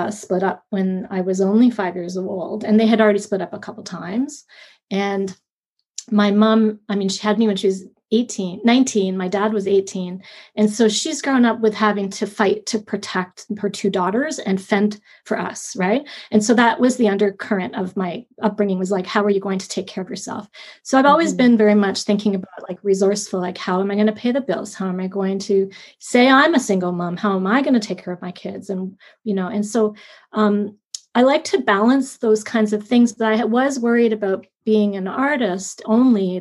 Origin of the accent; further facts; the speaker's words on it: Fergus, Ontario, Canada; also born or lived in Guelph, Ontario; we moved from Guelph to the country near Laura Fergus, my mom and my stepdad at that point